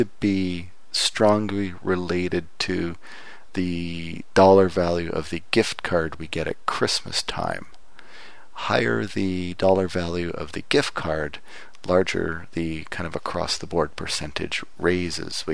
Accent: Windsor, Ontario, Canada; moved away; I was back in my hometown of Windsor, which is across the border from Detroit

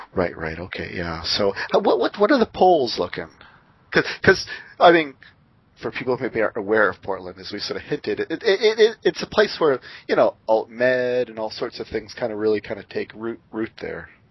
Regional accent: Windsor, Ontario, Canada; moved away; also born or lived in Seattle; my hometown Windsor

